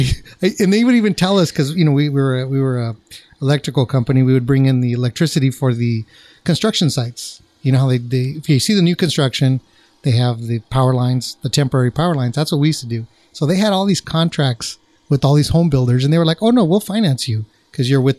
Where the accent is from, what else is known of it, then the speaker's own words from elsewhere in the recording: Orange County, California, United States; I'm from Orange County, and so I worked all over South County